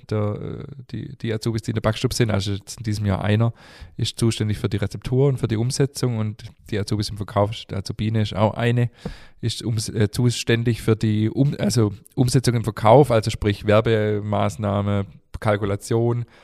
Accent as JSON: {"language": "German", "town": "Stuttgart", "region": "Baden-Württemberg", "country": "Germany", "tie": "born or raised there", "said": "Ich bin in Stuttgart geboren"}